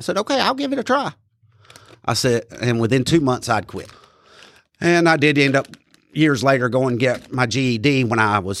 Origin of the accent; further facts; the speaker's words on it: Asheboro, North Carolina, United States; I was born here in Randolph County. They delivered me over there at Randolph Hospital back when it was, you know, real little, back in 1978. I was born November 29th, 1978.